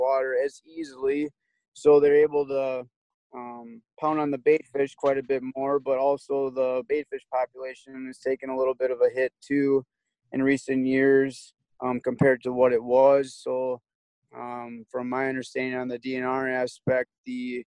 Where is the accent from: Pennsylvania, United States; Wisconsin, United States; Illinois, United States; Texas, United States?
Wisconsin, United States; Milwaukee; I grew up in Milwaukee, fishing down there quite a bit with my dad